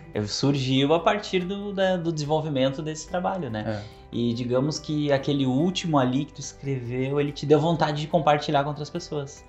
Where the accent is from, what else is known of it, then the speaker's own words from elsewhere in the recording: Santa Cruz do Sul, Rio Grande do Sul, Brazil; eu sou de Santa Cruz, né, e lá tem a livraria Iluminura